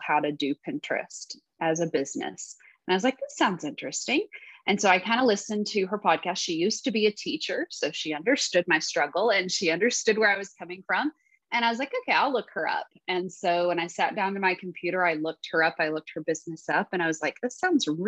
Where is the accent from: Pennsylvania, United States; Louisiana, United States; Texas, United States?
Texas, United States; I am from Texas. I have lived here pretty much all my life